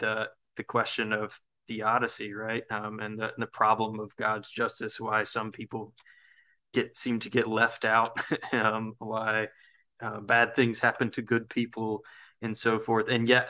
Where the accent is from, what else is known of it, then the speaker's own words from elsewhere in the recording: the South, United States; I think being a Southerner naturally requires having two conflicting ideas in your head at one time, right? You know, that this sort of, in the South, for example, we always feel like we're being pulled back into some sort of toxic thing